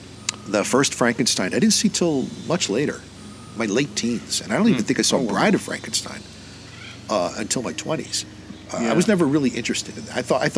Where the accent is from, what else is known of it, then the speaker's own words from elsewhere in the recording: New York City, New York, United States; I grew up in the New York City area.